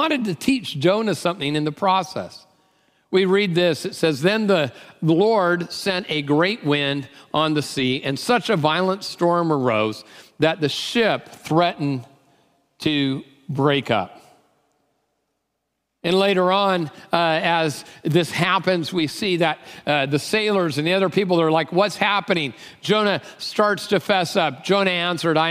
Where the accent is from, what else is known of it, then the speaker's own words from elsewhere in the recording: Tacoma, Washington, United States; I'm from Tacoma